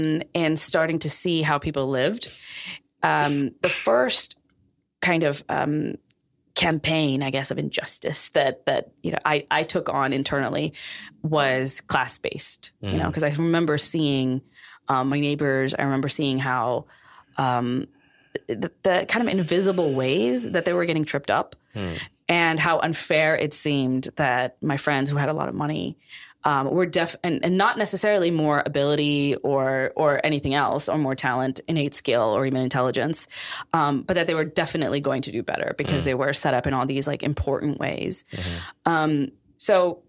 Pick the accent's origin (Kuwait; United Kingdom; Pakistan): Pakistan; now in United States; I grew up in Pakistan